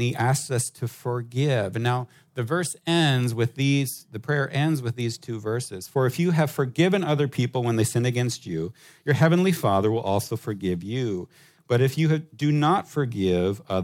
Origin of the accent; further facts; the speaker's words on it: United States; now in Hong Kong; as an American